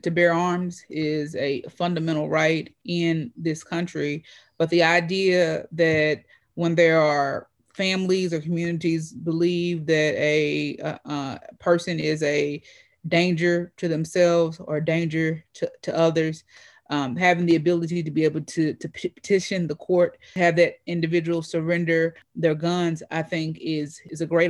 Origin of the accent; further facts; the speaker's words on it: Louisville, Kentucky, United States; I've lived in Louisville my entire life outside of being away for college and for law school